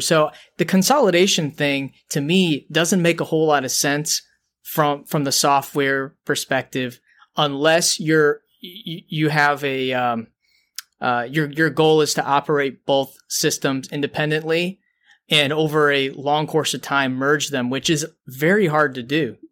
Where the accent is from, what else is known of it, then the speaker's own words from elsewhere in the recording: Detroit, Michigan, United States; we're from Detroit